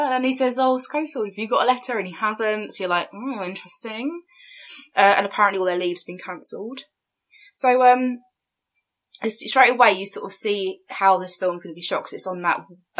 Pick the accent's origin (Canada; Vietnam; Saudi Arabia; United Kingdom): United Kingdom; But we're British, so we're going with Lieutenant.